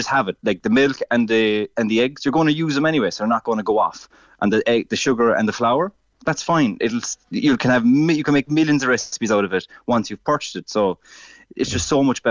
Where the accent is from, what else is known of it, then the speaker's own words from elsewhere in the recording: Ireland; as Irish people